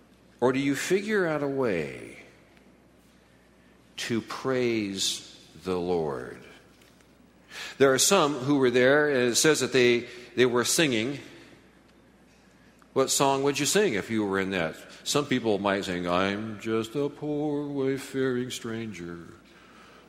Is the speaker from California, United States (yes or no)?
yes; Southern California, United States; Barbara and I grew up in Southern California